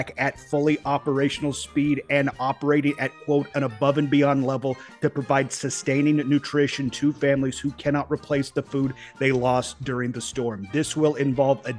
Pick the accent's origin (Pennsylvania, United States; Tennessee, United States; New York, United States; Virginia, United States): Tennessee, United States; East; I'm a hillbilly from East Tennessee.